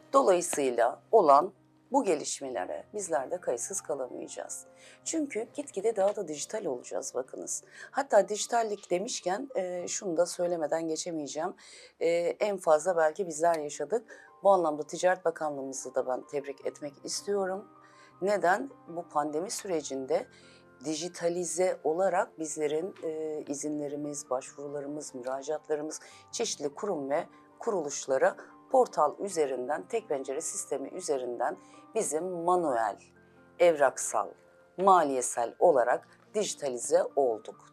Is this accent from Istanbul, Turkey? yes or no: no; Elazığ Province, Turkey; 1975 Elazığ doğumluyum.